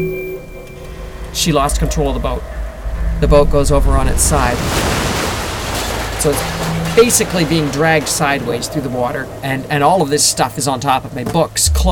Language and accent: English; Victoria, British Columbia, Canada; born or raised there